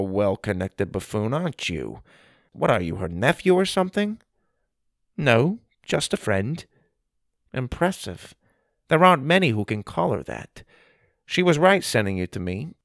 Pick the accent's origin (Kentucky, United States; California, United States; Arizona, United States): Arizona, United States; I grew up in Arizona, so I am familiar with the desert